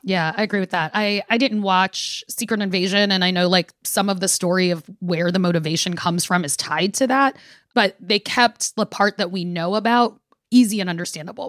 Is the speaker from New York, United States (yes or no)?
yes; New York City, New York, United States; we are both from Brooklyn and come from Caribbean families